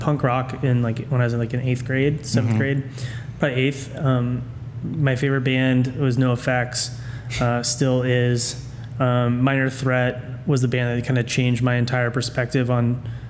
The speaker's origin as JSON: {"language": "English", "town": "Menlo Park", "region": "California", "country": "United States", "tie": "born or raised there", "also_born_or_lived": "Chicago, Illinois", "said": "I grew up in a town called Menlo Park, California, just south of San Francisco. I was born in Chicago, actually, but I'm adopted. And so my mom flew to Chicago to come pick me up. All of my family is originally from there."}